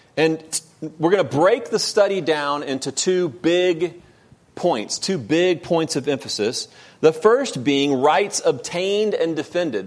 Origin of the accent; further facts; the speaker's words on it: United States; I'm an American